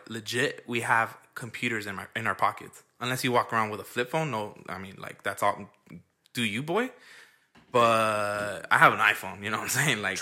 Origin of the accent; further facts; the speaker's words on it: Los Angeles, California, United States; I live in the border of like almost South Central. Yeah. I mean, I was born and raised in South Central